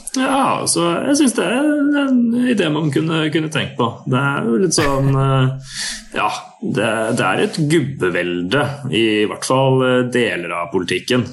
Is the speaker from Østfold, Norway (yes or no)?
yes; Sarpsborg, Østfold, Norway; når jeg vokste opp i Sarpsborg